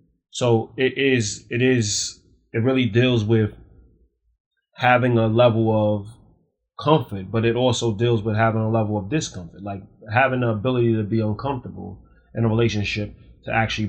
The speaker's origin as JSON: {"language": "English", "town": "New York City", "region": "New York", "country": "United States", "tie": "born or raised there", "said": "I grew up in Spanish Harlem."}